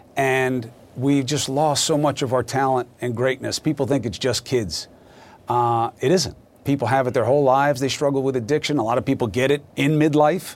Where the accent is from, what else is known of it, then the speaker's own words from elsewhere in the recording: New York, United States; as a New Yorker